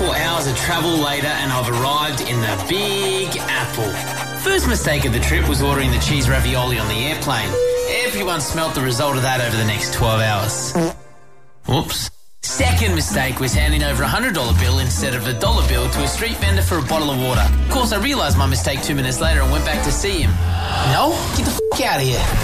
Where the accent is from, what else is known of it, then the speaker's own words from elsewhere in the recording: Australia; I'm the Australian that seems to never sleep